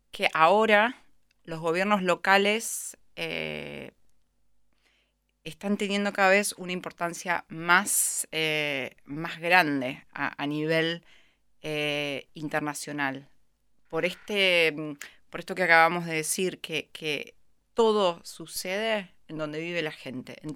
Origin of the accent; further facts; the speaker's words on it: Argentina; Creo que a nosotros como argentinos y a mí como profesional de la cooperación internacional también nos pegó muy fuerte